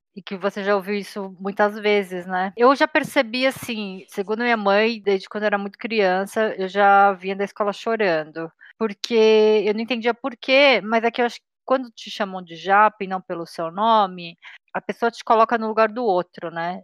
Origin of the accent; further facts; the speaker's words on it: Brazil; eu nasci no Brasil e sou descendente de sul-coreanos